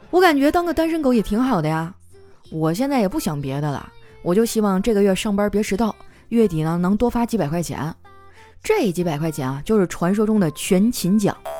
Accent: Northeast China, China; 我们东北人哈，最爱干的事儿就是洗澡

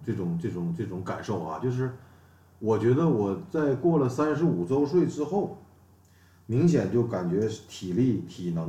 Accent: Northeast China, China; 东北老爷们儿

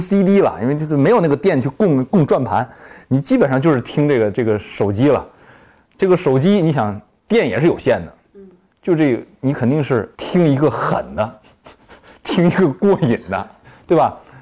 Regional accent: China; 咱们大陆这边可能对这个电子游戏也，也是就是类似于有点妖魔化

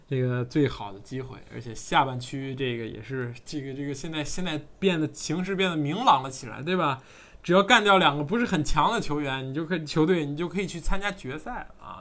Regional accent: China; 我们也中国人

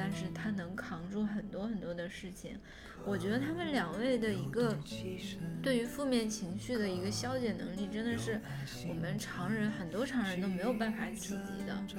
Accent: China; 但是我理解，就是说我作为中国人，别人说中国我不开心，

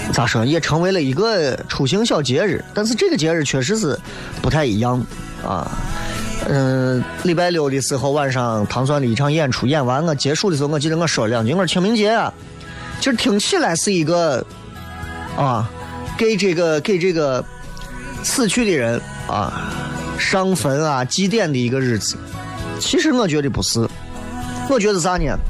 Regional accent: Xi'an, Shaanxi, China; 作为一个西安人

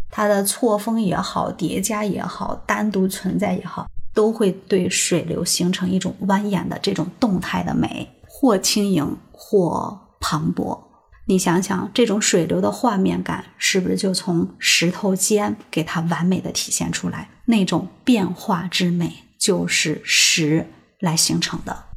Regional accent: China; 代表我们中国人对美好生活的一种向往

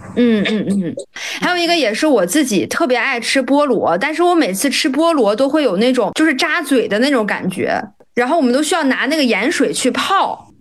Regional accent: Dalian, Liaoning, China; 因为我老家是东北的啊，然后我家是大连的，所以大连其实也产苹果

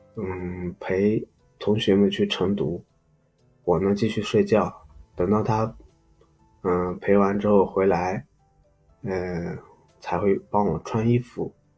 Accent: Loess Plateau, China; 我呢是出生在一个，呃，小山村 嗯，黄土高原的一个小山，小山村

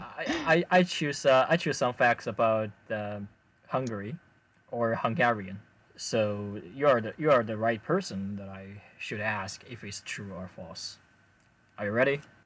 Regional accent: China; first language Chinese; English is a second language; I'm Chinese.

